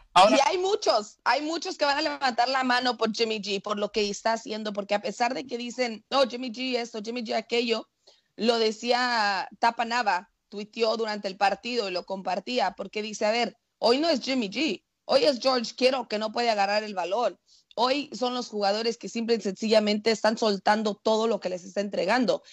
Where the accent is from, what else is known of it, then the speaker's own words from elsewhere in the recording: Mexico; como buena mexicana